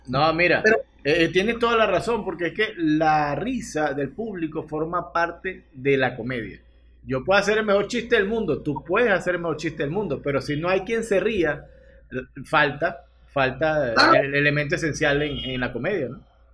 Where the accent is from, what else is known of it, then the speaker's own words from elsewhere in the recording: Venezuela; de parchita le llamamos nosotros